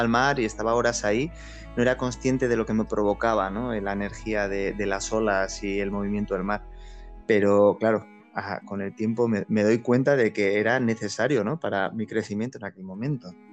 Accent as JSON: {"language": "Spanish", "town": "San Sebastián", "region": "Basque Country", "country": "Spain", "tie": "born or raised there", "said": "yo soy del barrio de Gros"}